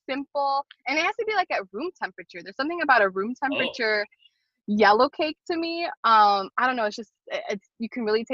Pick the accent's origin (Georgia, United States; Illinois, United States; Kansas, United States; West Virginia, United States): Illinois, United States; Chicago; I grew up on Kedzie and Wilson from Albany Park. I live on the south side now, but I was there for 32 years.